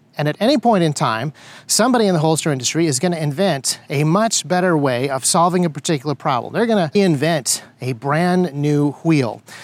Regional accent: United States; As an American conservative

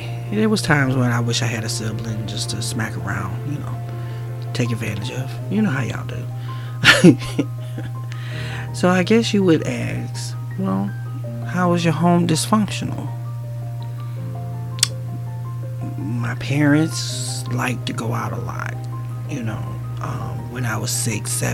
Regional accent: Newark, New Jersey, United States; I grew up in Newark, New Jersey

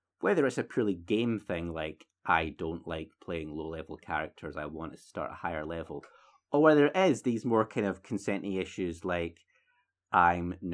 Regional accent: United Kingdom; We're so British

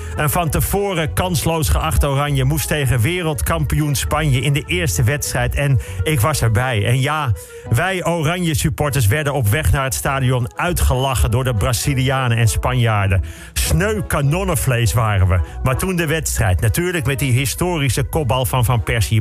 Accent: Bussum, North Holland, Netherlands; Ik ben opgegroeid in Bussum, in de sloppenwijken van het Gooi

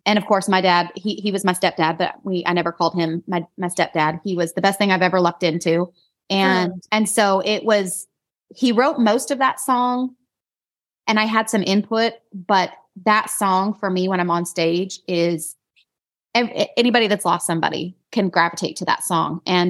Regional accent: Idaho, United States; accent: country twang; now in North Carolina, United States; I still have this country twang, which is really weird because I grew up in Idaho, but living in North Carolina. Apparently I've adopted this accent and my family reminds me of it all the time.

